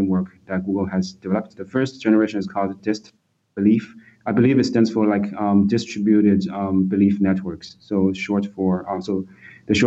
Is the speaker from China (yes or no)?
yes; Shanghai, China; moved away as an adult; also born or lived in Beijing, China; now in United States; I was born in Shanghai, and I did my primary and secondary education in Shanghai, China.